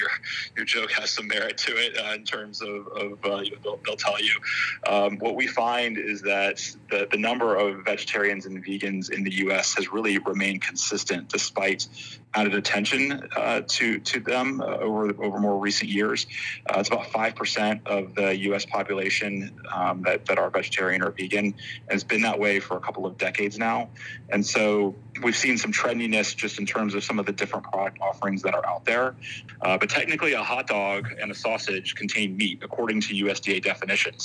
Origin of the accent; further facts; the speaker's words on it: the South, United States; I'm from the South